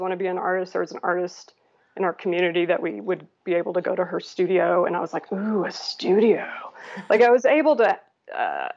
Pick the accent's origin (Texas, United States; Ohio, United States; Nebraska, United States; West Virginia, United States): Nebraska, United States; Lincoln; moved away as an adult; So I'm from Lincoln, Nebraska, and was there until I was 19.